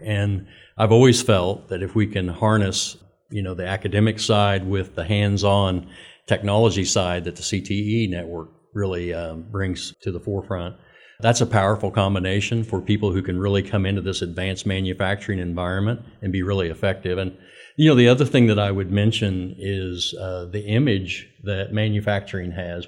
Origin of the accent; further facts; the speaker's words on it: Winfield, Kansas, United States; moved away as an adult; also born or lived in Oklahoma; born and raised in Winfield, Kansas